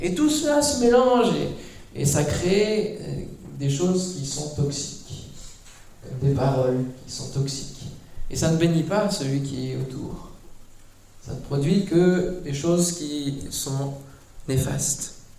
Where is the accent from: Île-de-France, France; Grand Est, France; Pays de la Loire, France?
Grand Est, France; Mulhouse; On vient de Mulhouse